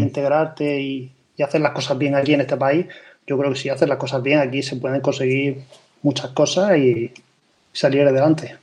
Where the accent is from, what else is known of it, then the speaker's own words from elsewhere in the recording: Murcia, Region of Murcia, Spain; moved away as an adult; now in Emsland, Germany; yo en España, yo soy de Murcia